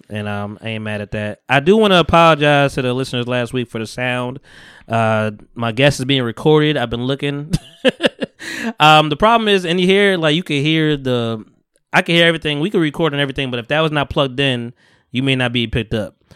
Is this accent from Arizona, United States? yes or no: no; Bogota, New Jersey, United States; also born or lived in Harlem, New York; I grew up in Bogota